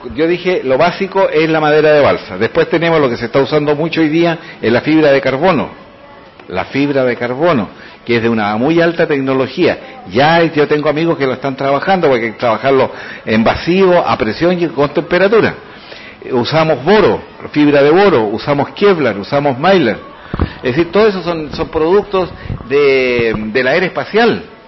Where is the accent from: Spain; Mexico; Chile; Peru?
Chile; San Fernando, O'Higgins; yo soy el alumno del Liceo de Hombres, Neandro Chilin de San Fernando